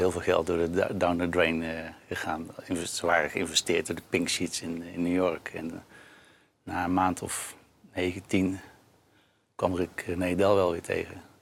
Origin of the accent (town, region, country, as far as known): Breda, North Brabant, Netherlands